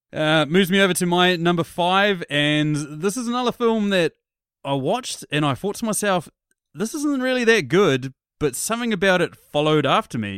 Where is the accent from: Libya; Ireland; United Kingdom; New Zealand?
New Zealand; I'm a New Zealander